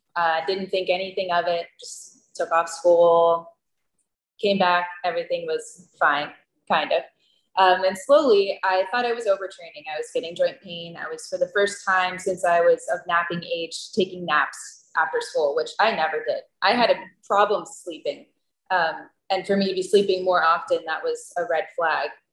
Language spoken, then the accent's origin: English; Pennsylvania, United States; moved away as an adult; now in Costa Rica; I grew up in Pennsylvania